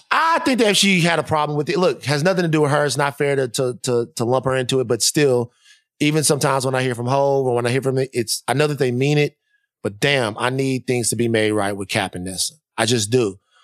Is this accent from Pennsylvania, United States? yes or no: no; Baton Rouge, Louisiana, United States; I bleed purple and gold because I'm from Baton Rouge.